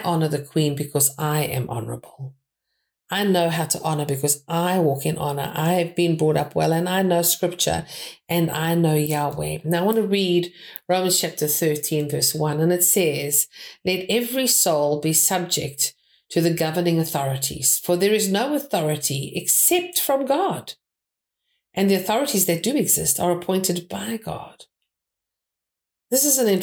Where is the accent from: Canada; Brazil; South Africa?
South Africa; now in United Kingdom; I am a South African, but my ancestry is British